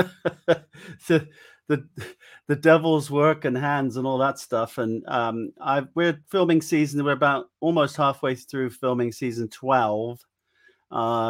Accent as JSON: {"language": "English", "area": "Wiltshire", "region": "South West England", "country": "United Kingdom", "said": "where are you from? And I'm like, Wiltshire"}